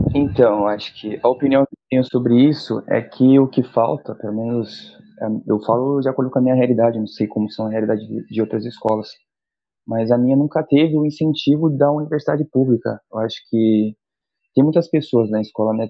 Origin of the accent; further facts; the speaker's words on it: São Sebastião, São Paulo, Brazil; moved away as an adult; now in Santos, Brazil; Eu sou de São Sebastião, litoral norte de São Paulo